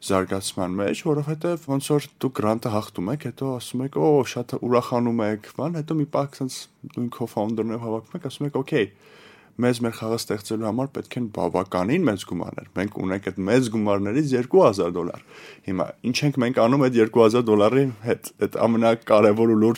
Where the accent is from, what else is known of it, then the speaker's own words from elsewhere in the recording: Yerevan, Armenia; Ես ծնվել եմ Հայաստանում, Երևան քաղաքում։